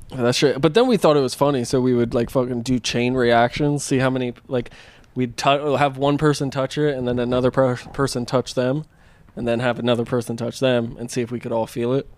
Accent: Pennsylvania, United States; now in California, United States; growing up in Pennsylvania

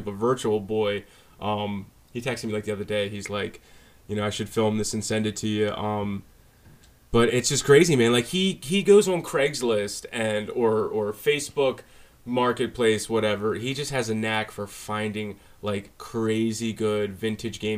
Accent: Baltimore, Maryland, United States; also born or lived in Parkville, Baltimore County, Maryland; now in Carroll County, United States; originally, I grew up in Baltimore. My family, we moved out of Baltimore when I was like 12 or 11 or 12. Then I moved up to Baltimore County in like this little town called Parkville.

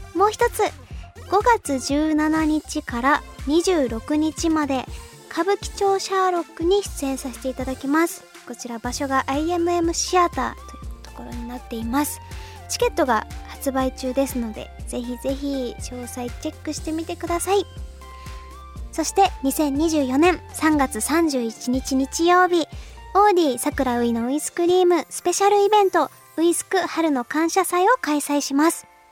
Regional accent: Kyushu, Japan; 九州出身です

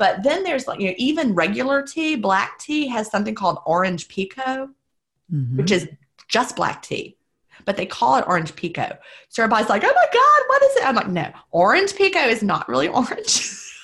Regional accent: the South, United States; being a Southerner

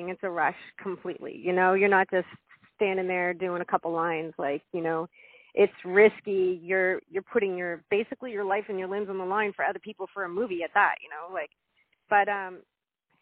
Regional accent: Nova Scotia, Canada; I'm from Nova Scotia, and so from Canada, and I just never had a desire to leave.

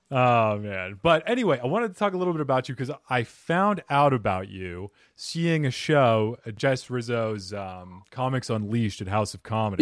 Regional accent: Arizona, United States; moved away; also born or lived in New York; I grew up in Arizona and then mm-hmm. I spent some time in New York. I lived there for about eight years, seven years.

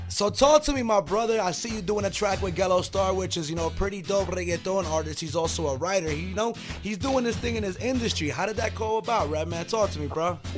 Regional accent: West New York, New Jersey, United States; I'm from Jersey. I'm from West New York, 201 Stand Up

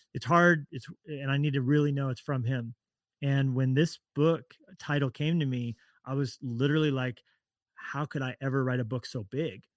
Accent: Colorado, United States; also born or lived in Orange County, California; now in Montana, United States; I'm from Colorado originally

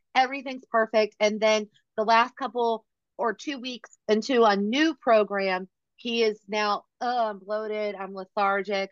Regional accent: Virginia, United States; we are both from Virginia

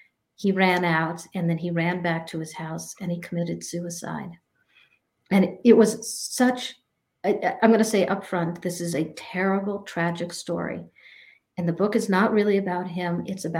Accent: New Mexico, United States; moved away as an adult; also born or lived in New Hampshire; now in Vermont, United States; I ended up moving to Vermont. I grew up in New Mexico and in New Hampshire, and I ended up going to Vermont when I was 18 years old.

